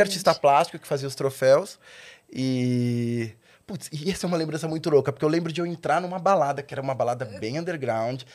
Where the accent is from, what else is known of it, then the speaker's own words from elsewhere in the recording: São Caetano do Sul, São Paulo, Brazil; eu nasci em São Caetano